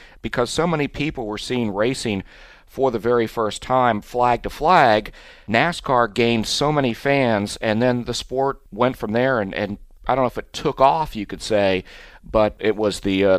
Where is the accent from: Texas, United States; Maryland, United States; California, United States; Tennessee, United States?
Maryland, United States; Western; where I grew up in Western Maryland, we didn't have racing.